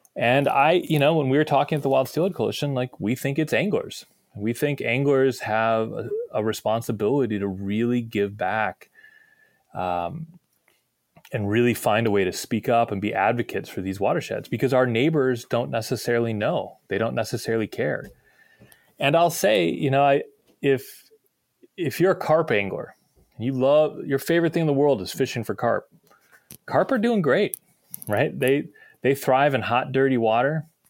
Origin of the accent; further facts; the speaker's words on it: Midwest, United States; moved away; I'm from the Midwest originally